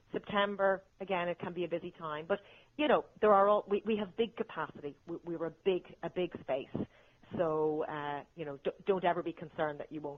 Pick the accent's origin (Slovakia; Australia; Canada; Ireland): Ireland; As an Irish person.